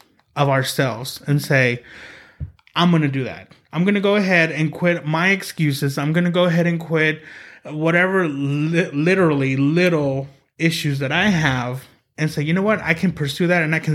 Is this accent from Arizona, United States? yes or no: no; Oklahoma City, Oklahoma, United States; I grew up in here in Oklahoma City